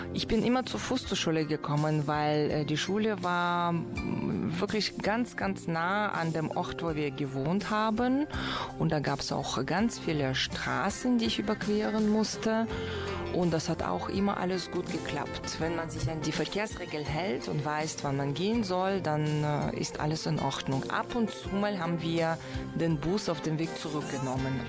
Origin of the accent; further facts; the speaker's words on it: Kyrgyzstan; moved away; wir haben im Winter in Kirgisistan ganz, ganz viel Schnee